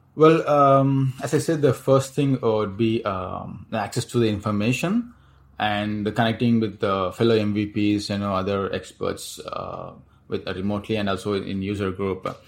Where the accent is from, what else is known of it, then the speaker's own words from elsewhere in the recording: Chennai, Tamil Nadu, India; moved away as an adult; now in Singapore; Chennai, uh, back in my hometown